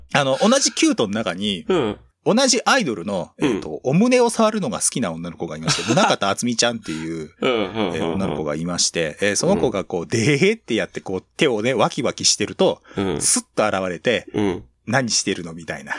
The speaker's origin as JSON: {"language": "Japanese", "region": "Toyama", "country": "Japan", "tie": "born or raised there", "said": "同じ僕と出身、富山県同じ、同じなんですけども"}